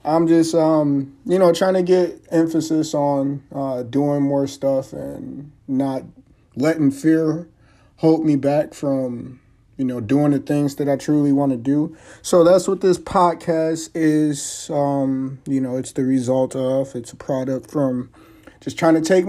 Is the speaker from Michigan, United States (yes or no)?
yes; Highland Park, Michigan, United States; also born or lived in Detroit; Born and raised in Detroit for most of my life, Highland Park to be specific